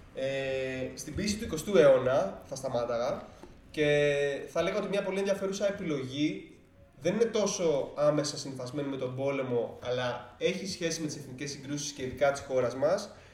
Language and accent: Greek; Greece; σαν Έλληνες